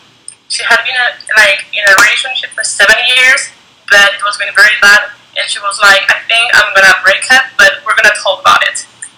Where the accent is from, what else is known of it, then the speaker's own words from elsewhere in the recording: France; born there; You were born in Spain, I was born in France, so we got, like, a different education